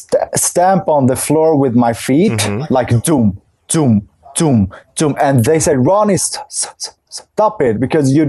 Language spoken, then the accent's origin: English; Stockholm, Stockholm County, Sweden; also born or lived in Kurdistan, Iraq; we came to Sweden when I was 1.5. So since then I've been living here.